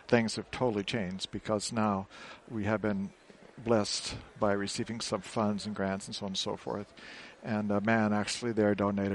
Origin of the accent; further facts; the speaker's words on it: Phoenix, Arizona, United States; also born or lived in Oklahoma / Marshall Islands / Micronesia / New Guinea; I was born in Oklahoma, and I moved to Phoenix, Arizona, but I would spend my summers in Oklahoma.